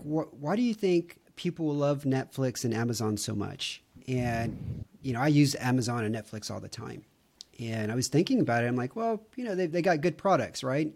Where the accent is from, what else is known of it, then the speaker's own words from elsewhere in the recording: Houston, Texas, United States; moved away as an adult; now in Romania; I grew up in Houston, which was consistently voted the fattest city in America